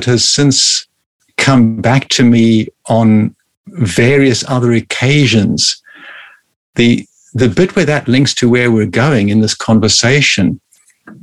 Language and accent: English; South Africa; I was born in Africa and grew up in South Africa